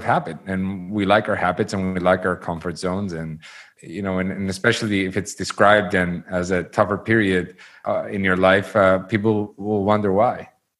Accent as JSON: {"language": "English", "country": "Saudi Arabia", "tie": "born or raised there", "said": "You know, I grew up in Saudi Arabia"}